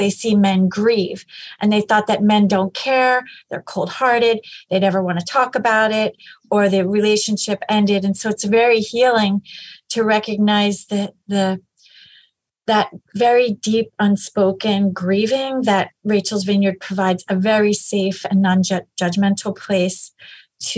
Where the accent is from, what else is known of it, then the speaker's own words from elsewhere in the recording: Pennsylvania, United States; I am from Pennsylvania and I've always lived here.